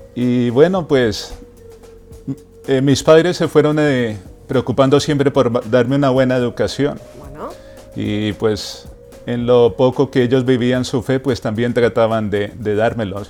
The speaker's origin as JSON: {"language": "Spanish", "region": "Bogotá", "country": "Colombia", "moved": "yes", "said": "Yo soy de Bogotá, Colombia"}